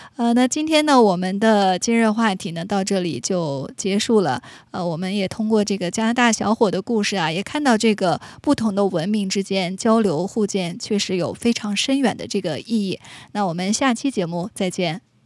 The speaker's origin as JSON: {"language": "Chinese", "country": "China", "said": "我们中国人也讲求这个精气神儿啊"}